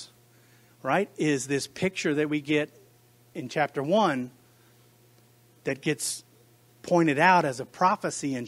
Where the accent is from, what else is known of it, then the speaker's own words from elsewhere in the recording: United States; I speak as an American to Americans in the American church